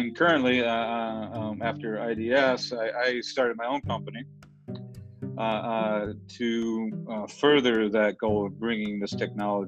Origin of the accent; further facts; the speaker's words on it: Detroit, Michigan, United States; now in Denver, United States; I grew up in Michigan, the Detroit area